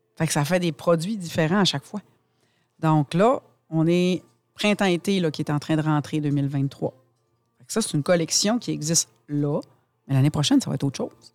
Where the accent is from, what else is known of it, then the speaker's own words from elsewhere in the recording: Saguenay, Quebec, Canada; en tant que Québécois, en tant que Canadien, en tant que Saguenayen